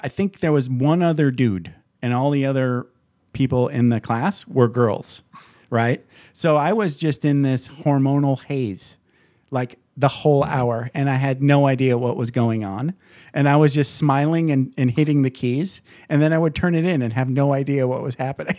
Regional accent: Michigan, United States; I grew up in Michigan

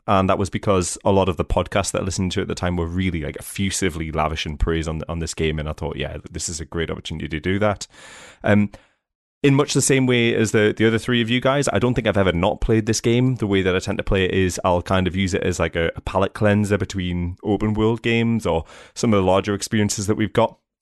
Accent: England, United Kingdom; I'm from England too

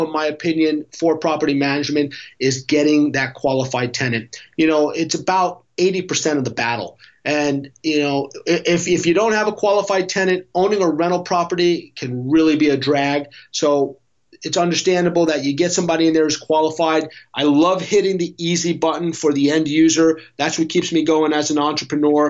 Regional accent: New York, United States; now in San Diego, United States; I'm originally from New York, so I know the Northeast well

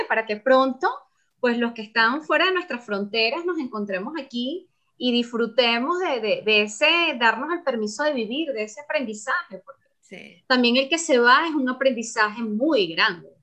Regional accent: Venezuela; moved away; para nosotros los venezolanos

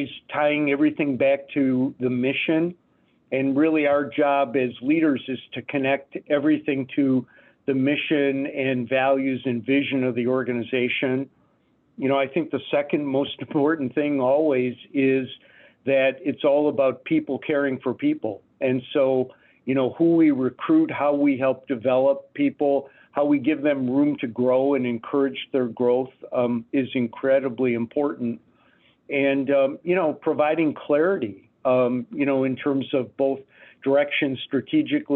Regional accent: Detroit, Michigan, United States; moved away; also born or lived in Phoenix, Arizona; I grew up in Detroit

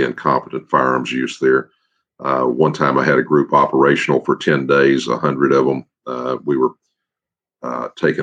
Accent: Victoria, Texas, United States; also born or lived in Irving, Texas; I was born in South Texas, in Victoria, where my dad was working

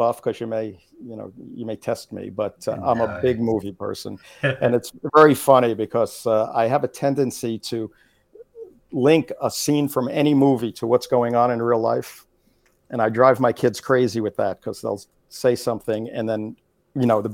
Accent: New York, United States; moved away as an adult; also born or lived in New Jersey; now in Atlanta, United States; I'm originally a New York boy in the New York market. Grew up in New York and New Jersey

